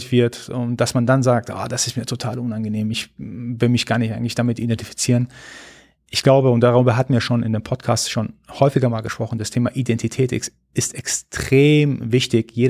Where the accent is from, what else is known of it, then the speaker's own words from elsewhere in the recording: Iran; now in Germany; hey, wir sind ursprünglich Iraner, wir sind aber hier in Deutschland. Das heißt, wir sind in allererster Linie ist erstmal deutsch.